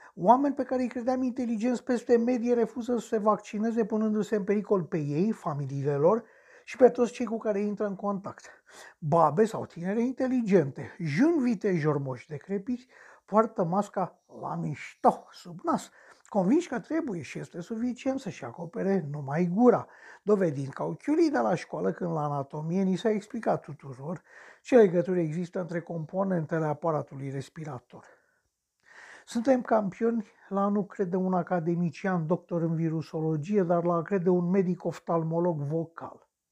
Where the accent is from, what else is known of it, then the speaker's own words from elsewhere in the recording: Romania; Sunt român